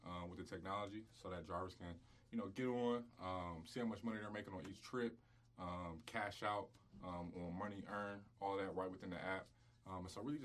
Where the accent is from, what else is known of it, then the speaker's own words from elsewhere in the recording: Columbus, Ohio, United States; This being my hometown